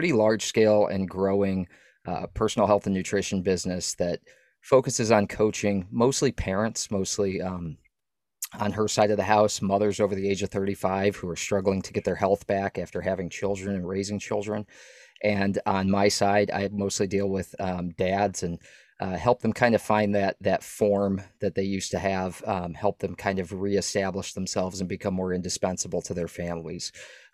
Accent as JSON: {"language": "English", "area": "New England", "region": "Maine", "country": "United States", "tie": "born or raised there", "also_born_or_lived": "South Texas", "moved": "as an adult", "said": "growing up in New England, it's a very homogeneous population there in Maine"}